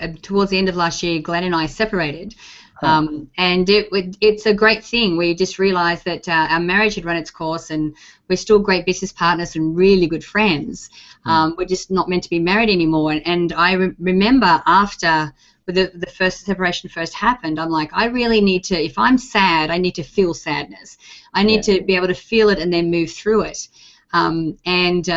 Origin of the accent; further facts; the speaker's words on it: Australia; being Australian